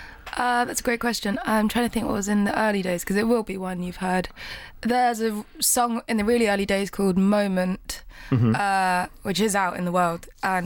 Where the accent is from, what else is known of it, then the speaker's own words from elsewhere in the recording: United Kingdom; me being very British